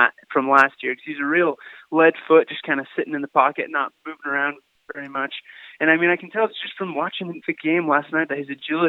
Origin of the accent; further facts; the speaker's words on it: Boise, Idaho, United States; I knew him growing up in Boise, Idaho